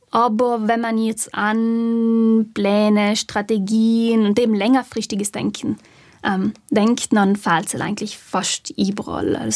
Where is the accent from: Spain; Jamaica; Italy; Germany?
Italy; South Tyrol; Und die Leute werden von uns nicht wirklich als, also halt von die Südtiroler oft nicht als Südtiroler anerkannt